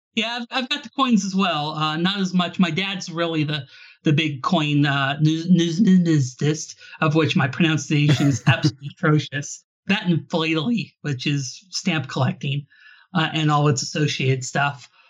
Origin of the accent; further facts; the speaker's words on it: Alaska, United States; I'm originally from Alaska